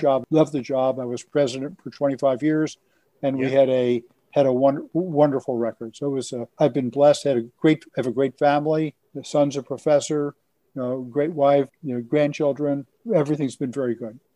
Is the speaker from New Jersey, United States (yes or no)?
yes; Elizabeth, New Jersey, United States; I grew up in Elizabeth, New Jersey, right across the river from New York